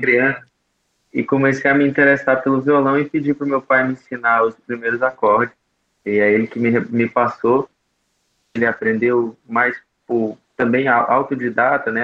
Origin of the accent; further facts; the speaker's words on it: Bela Cruz, Ceará, Brazil; now in Jericoacoara, Brazil; eu nasci em Bela Cruz, essa cidadezinha de pouco mais de 30 mil habitantes no interior do Ceará